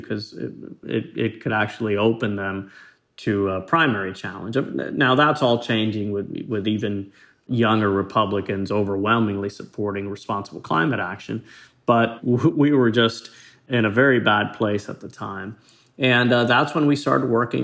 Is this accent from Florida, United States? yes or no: yes; Florida, United States; coming from Florida, growing up near the Everglades.